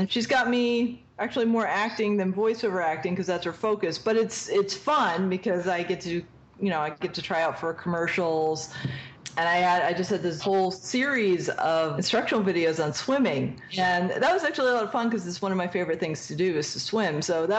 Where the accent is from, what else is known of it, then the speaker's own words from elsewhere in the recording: East Coast, United States; I want to do, like, a snarky character because I am from the East Coast and we're very snarky.